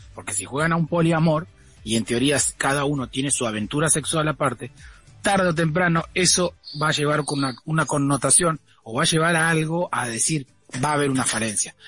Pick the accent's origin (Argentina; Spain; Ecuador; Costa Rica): Argentina; Como somos nosotros los argentinos